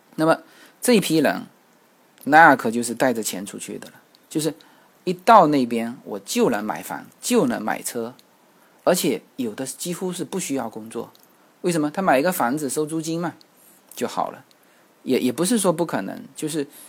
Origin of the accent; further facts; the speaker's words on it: China; 我们大陆这边